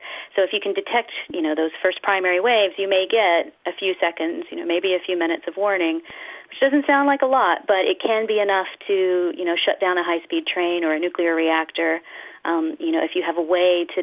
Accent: United States; I'm from the United States

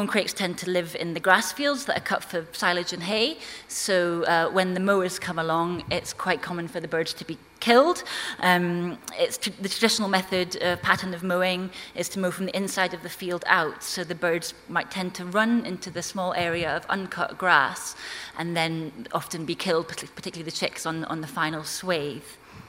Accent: Scotland, United Kingdom; accent: not a strong Orcadian accent; moved away as an adult; now in London, United Kingdom; I came from Orkney. I was born there and grew up there on a sheep farm, although my parents are from England, which is why I don't have a strong Orcadian accent.

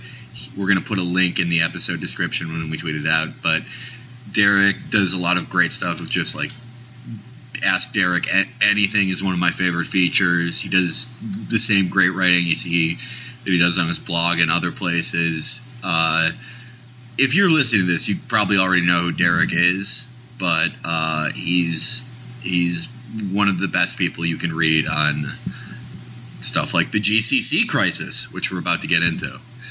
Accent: Midwest, United States; just as a creative kid growing up in the Midwest who never really fit in.

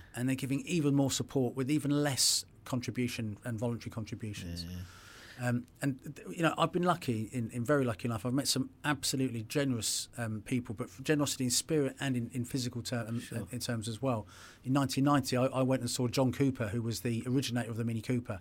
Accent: England, United Kingdom; I'm English

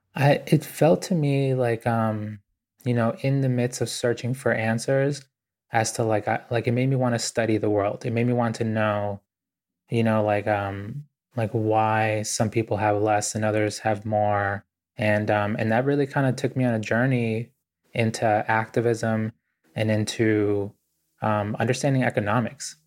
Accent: Boston, Massachusetts, United States; also born or lived in Ecuador; I grew up really poor in Boston

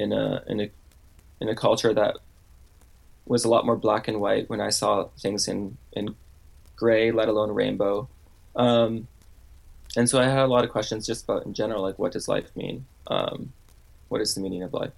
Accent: Canada; now in Seattle, United States; I was born in Canada.

